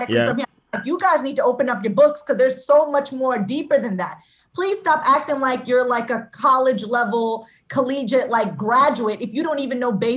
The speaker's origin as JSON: {"language": "English", "town": "Jersey City", "region": "New Jersey", "country": "United States", "tie": "born or raised there", "also_born_or_lived": "Union, New Jersey", "said": "I grew up in Jersey City. Then we moved to a town called Union in New Jersey. So I've been in New Jersey all my life"}